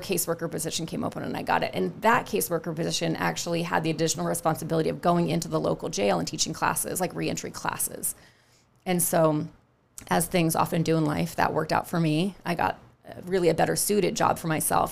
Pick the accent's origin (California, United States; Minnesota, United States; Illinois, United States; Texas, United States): California, United States; Northern; also born or lived in New York; now in Charleston, United States; I grew up in a very foggy, sort of mild climate